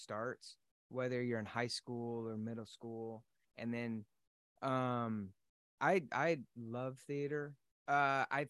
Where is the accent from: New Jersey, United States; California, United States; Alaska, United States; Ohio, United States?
California, United States; Los Angeles; moved away as an adult; now in Texas, United States; I grew up in Los Angeles